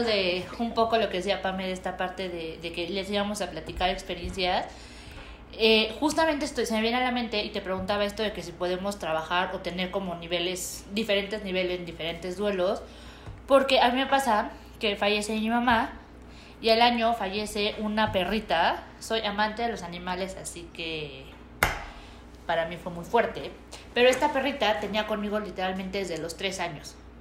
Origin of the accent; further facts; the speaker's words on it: Mexico; los mexicanos somos muy eh, fiesteros